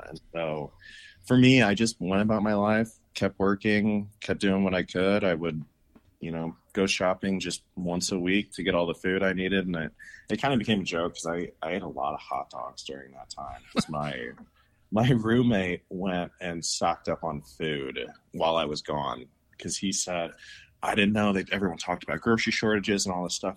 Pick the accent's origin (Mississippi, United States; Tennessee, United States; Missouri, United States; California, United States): Missouri, United States; St. Louis; now in Salt Lake City, United States; I grew up in Saint Louis, Missouri